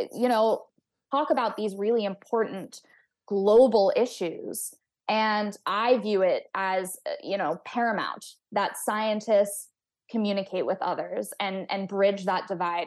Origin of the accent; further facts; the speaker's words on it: Texas, United States; I grew up in Texas